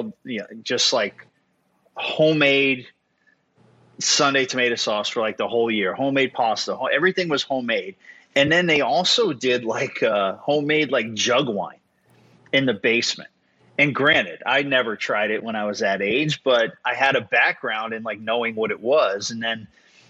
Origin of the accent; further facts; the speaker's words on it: New York City, New York, United States; I grew up in Brooklyn, New York